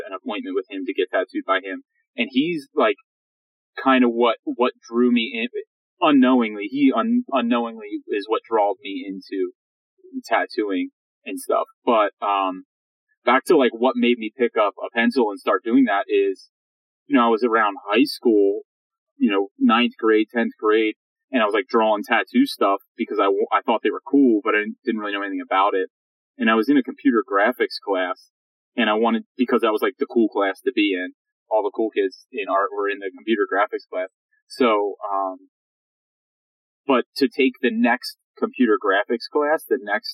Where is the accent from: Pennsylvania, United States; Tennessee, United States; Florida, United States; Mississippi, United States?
Pennsylvania, United States; now in San Francisco, United States; I'm from Pennsylvania, outside of Pennsylvania, Pennsylvania Dutch